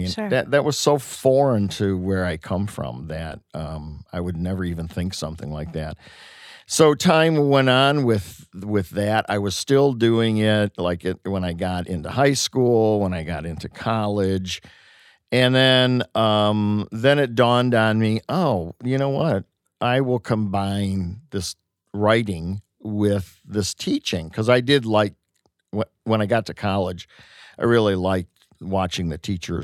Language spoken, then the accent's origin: English; Detroit, Michigan, United States; born there; born on Wayne State's campus in 1953.